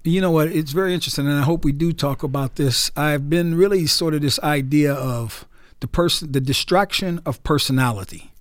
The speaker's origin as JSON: {"language": "English", "town": "Newark", "region": "New Jersey", "country": "United States", "tie": "born or raised there", "also_born_or_lived": "New York", "moved": "yes", "said": "I was raised in Newark, New Jersey"}